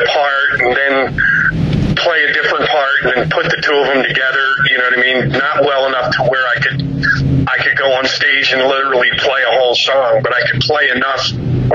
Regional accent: Philadelphia, Pennsylvania, United States; moved away; I'm originally from Philadelphia.

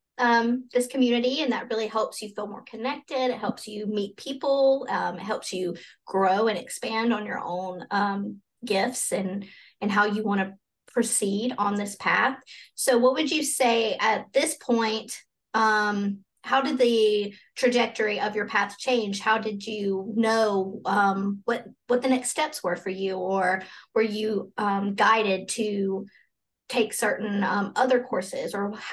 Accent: Alabama, United States; I'm from Alabama. And so this is a very Bible Belt

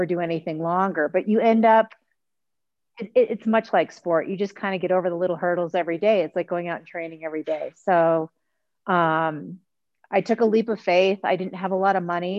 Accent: Boston, Massachusetts, United States; now in California, United States; I'm from Boston. I lived in California. I've been living in California.

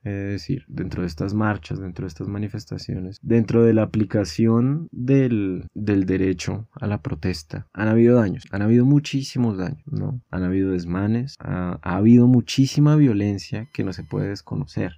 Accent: Colombia; nos han llevado como colombianos y colombianas

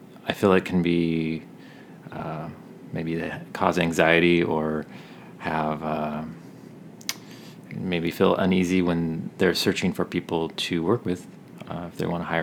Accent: Tacoma, Washington, United States; I am from Tacoma, Washington

